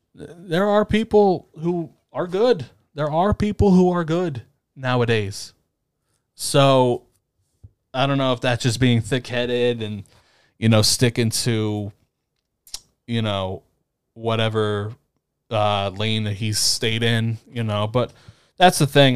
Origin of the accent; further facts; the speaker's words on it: East Coast, United States; I grew up in the East Coast